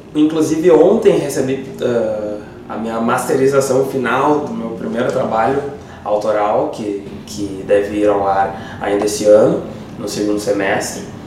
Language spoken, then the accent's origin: Portuguese; Porto Alegre, Rio Grande do Sul, Brazil; now in Viamão, Brazil; Eu nasci em Porto Alegre, uh, hoje vivo em Viamão há pelo menos mais de 20 anos